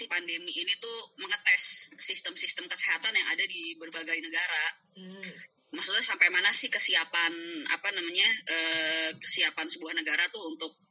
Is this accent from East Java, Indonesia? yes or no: no; Sukabumi, West Java, Indonesia; now in Jakarta, Indonesia; aku orang aku orang Sukabumi aku merantau ke Jakarta